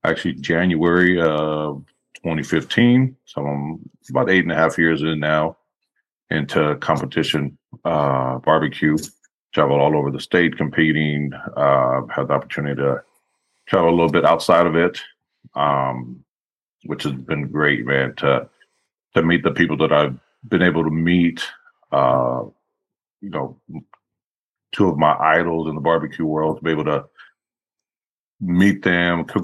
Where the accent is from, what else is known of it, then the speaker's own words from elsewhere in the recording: Austin, Texas, United States; born and raised in Austin, Texas, Texas boy. Currently living in just outside of Austin. It's the only place I've ever lived